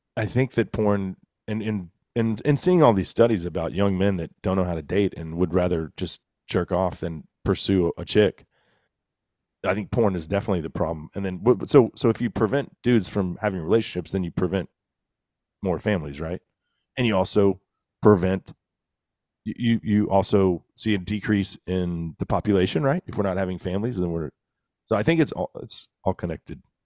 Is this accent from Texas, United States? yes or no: yes; Texas, United States; as a Texan